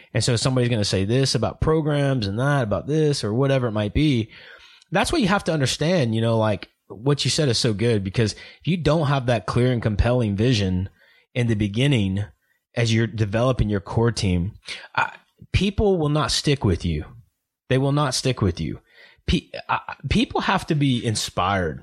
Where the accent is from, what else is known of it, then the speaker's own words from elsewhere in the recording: Oklahoma, United States; I'm from Oklahoma